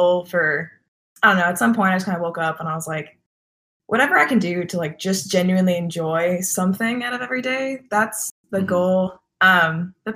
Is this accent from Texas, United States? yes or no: yes; Texas, United States; I'm from Texas